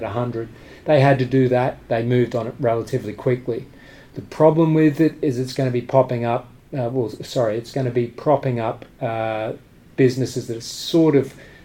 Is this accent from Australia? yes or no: yes; Australia; now in United Kingdom; I'm from Australia, but I'm a British resident.